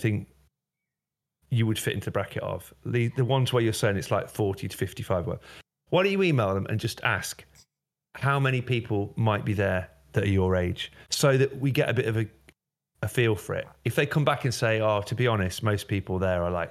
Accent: Derby, East Midlands, United Kingdom; Derby County, my hometown

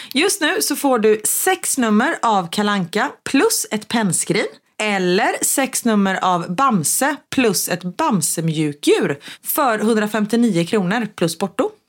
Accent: Gothenburg, Västra Götaland, Sweden

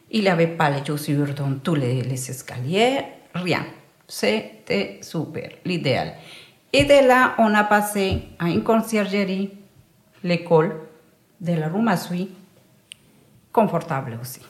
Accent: Valle del Cauca, Colombia; French is a second language; moved away as an adult; now in Brussels, Belgium; je me sens aussi colombienne que belge

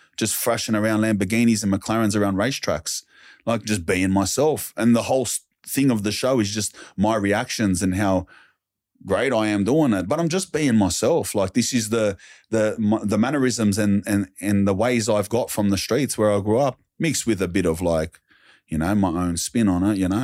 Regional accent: Sydney, New South Wales, Australia; I lived around the Glebe area, Wurlumullu, Wordaloo, Redfern

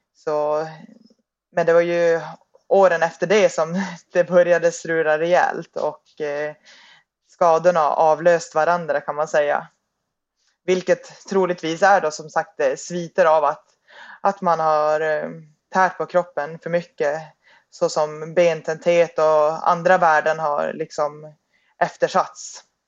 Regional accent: Piteå, Norrbotten County, Sweden; moved away; jag är ehm, ursprungligen från Piteå

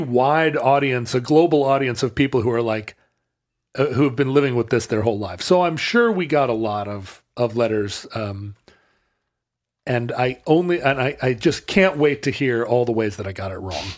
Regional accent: United States; as an American kid watching Monty Python in the late seventies and eighties

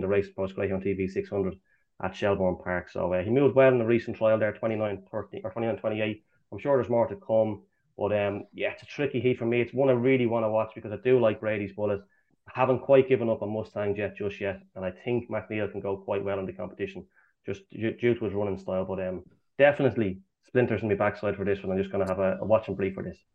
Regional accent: Swords, Leinster, Ireland; I'm actually from Swords, Swords

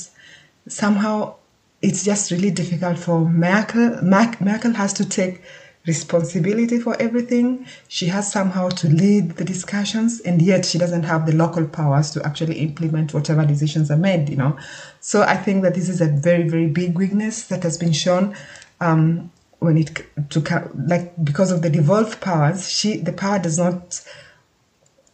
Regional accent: Kenya; moved away as an adult; now in Germany; I was born and brought up in Kenya and I've been living in Germany for over 15 years now.

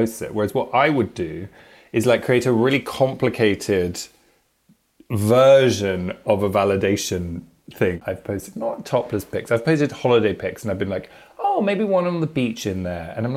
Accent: London, United Kingdom; I'm just outside, but I'm from London

